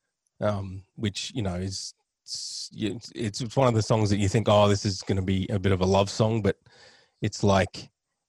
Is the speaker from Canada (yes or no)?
no; Australia; I'm Australian